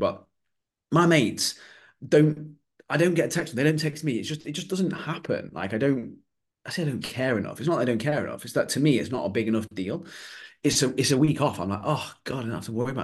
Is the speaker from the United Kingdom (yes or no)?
yes; United Kingdom; being British